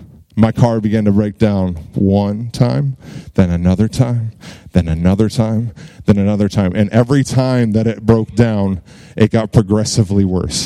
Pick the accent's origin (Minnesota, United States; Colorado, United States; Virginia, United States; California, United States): Virginia, United States; Virginia Beach; moved away as an adult; also born or lived in Dallas, Texas; now in Burleson, United States; I'm from Virginia Beach, Virginia